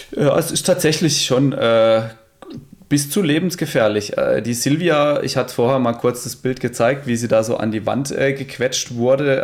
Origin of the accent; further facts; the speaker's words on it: Emmendingen, Baden-Württemberg, Germany; die Burg bei uns in Emmendinge, die Hochburg